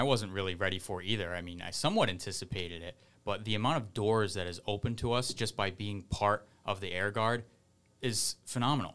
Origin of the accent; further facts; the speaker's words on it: Fall River, Massachusetts, United States; moved away; I'm from Fall River. I was born in Fall River and moved back there